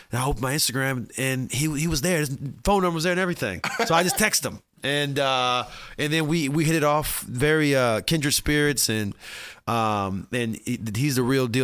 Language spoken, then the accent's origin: English; Midwest, United States; I come from the Midwest